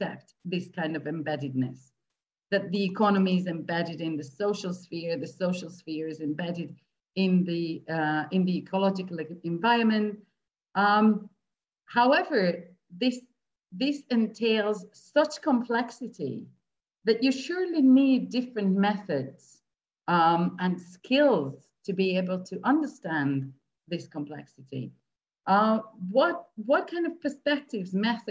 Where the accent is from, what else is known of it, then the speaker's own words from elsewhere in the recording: Hungary; moved away as an adult; also born or lived in Scotland; I'm coming from Hungary, and I had, you know, I had grown up in a socialist state.